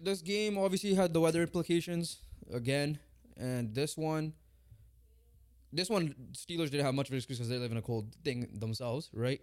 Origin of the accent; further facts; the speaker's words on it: Canada; we're Canadian